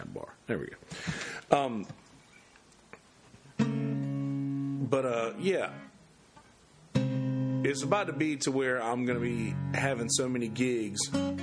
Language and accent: English; Bennettsville, South Carolina, United States; moved away; I used to go to Bennettsville. I used to go back to my hometown to see my grandmother